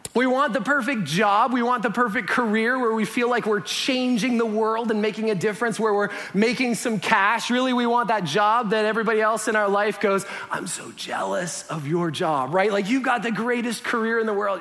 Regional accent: Canada; moved away; being Canadian

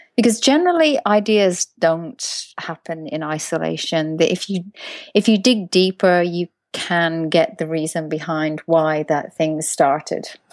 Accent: Ireland; moved away; I'm from Ireland originally

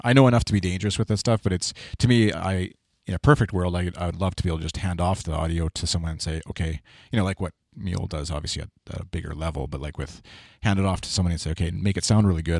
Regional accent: Canada; being Canadian

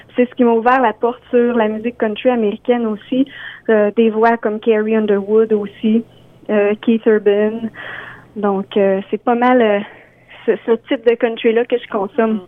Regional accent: Beauce, Quebec, Canada; je viens de la Beauce. je suis une auteure, compositrice, interprète de la Beauce.

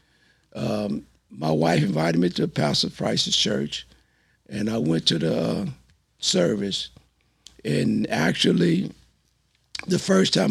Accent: Texas, United States; moved away as an adult; also born or lived in California; I grew up here in Texas loving USC.

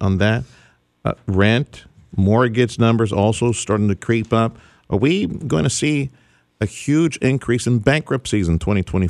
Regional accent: Reynosa, Tamaulipas, Mexico; now in Houston, United States; Despite the fact that I grew up in Reynosa now. I grew up in Mexico. I grew up in Reynosa. I'm still not Mexican, according to my producer, Freddie. I'm just a Houston Mexican.

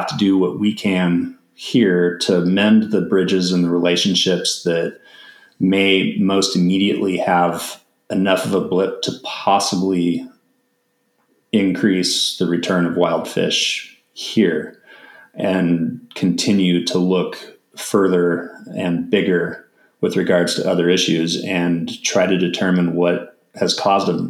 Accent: United States

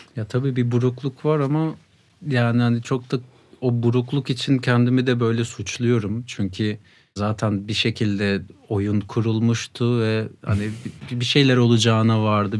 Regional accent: Sakarya, Turkey; moved away as an adult; now in Ankara, Turkey; Sakaryalıyım. Üniversite için buraya geldim 2010'da.

